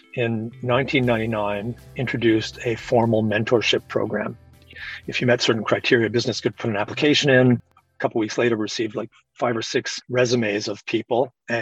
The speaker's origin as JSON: {"language": "English", "country": "Canada", "said": "being a Canadian, where you never want to offend anybody"}